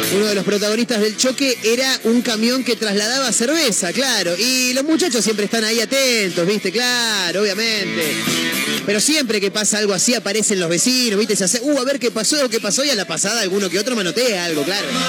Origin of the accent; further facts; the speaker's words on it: Argentina; nosotros los argentinos